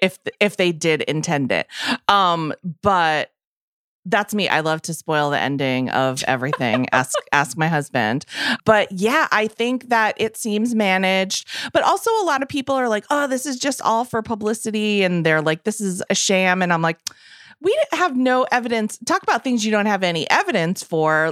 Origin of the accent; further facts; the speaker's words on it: Massachusetts, United States; I'm from Massachusetts